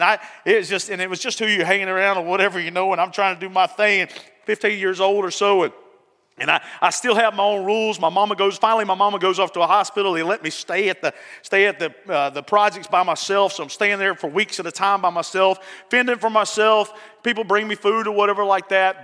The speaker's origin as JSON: {"language": "English", "town": "Barnesville", "region": "Georgia", "country": "United States", "said": "I was from Barnesville, Georgia."}